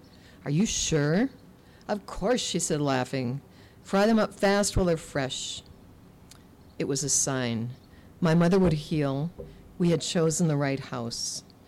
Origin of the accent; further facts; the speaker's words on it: Lake of the Woods County, Minnesota, United States; moved away as an adult; also born or lived in Mexico City, Mexico; now in St. Paul, United States; I grew up on the Canadian border, Minnesota, and I've lived here since 92, the end of 92. So I'd lived in a lot of other places first, in Mexico City, in my little hamlet up on the border, different places.